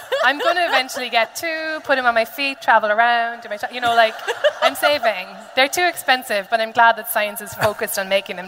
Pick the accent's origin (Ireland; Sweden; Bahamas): Ireland; As an Irish patriot